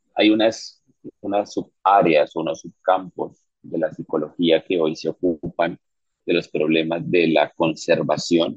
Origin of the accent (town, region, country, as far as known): Colombia